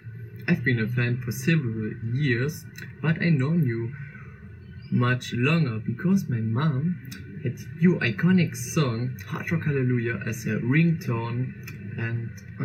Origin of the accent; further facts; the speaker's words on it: Germany; Hey Lordi … from Germany